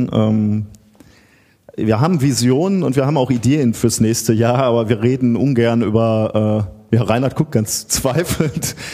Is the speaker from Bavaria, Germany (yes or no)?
no; Gelsenkirchen, North Rhine-Westphalia, Germany; Äh, ich komme aus Gelsenkirchen, bin also ein Kind des Ruhrgebiets